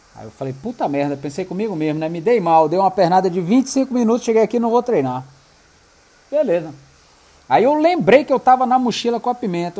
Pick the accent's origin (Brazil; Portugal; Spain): Brazil; Manaus, Amazonas; eu sou de Manaus, tenho um restaurante assim, assim, assim